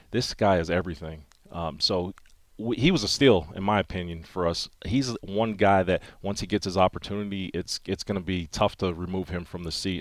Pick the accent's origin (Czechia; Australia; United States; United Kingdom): United States; Wilkes-Barre, Pennsylvania; I'm from Wilkes-Barre, Pennsylvania, northeastern Pennsylvania, coal mining region